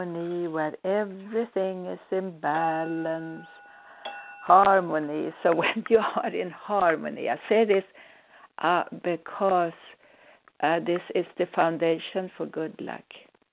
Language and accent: English; Sweden; now in United States; I'm a Swedish-born psychic healer, a medical intuitive, living in the United States